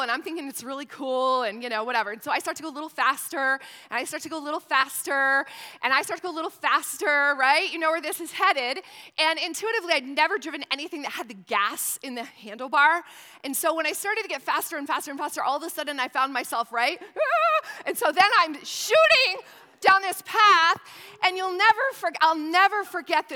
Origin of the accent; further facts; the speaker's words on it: St. Lawrence County, northern New York State, United States; now in Newport News, United States; I was born and raised in northern New York State